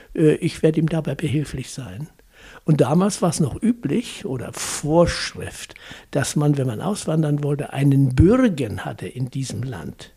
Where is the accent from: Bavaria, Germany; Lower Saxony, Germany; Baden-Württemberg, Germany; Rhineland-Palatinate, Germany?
Lower Saxony, Germany; near Lüneburg; moved away as an adult; now in Hesse, Germany; Ich bin also in Dadenburg geboren, in Niedersachsen, und bin in der Nähe von Lüneburg groß geworden